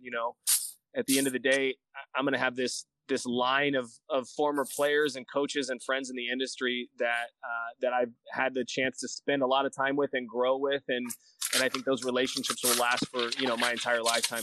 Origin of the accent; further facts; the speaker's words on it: Bakersfield, California, United States; also born or lived in Bass Lake, California / Sacramento, California / Fresno, California; I was born and raised in Bakersfield until seventh grade. And then I moved to uh, Bass Lake, which is just north of Fresno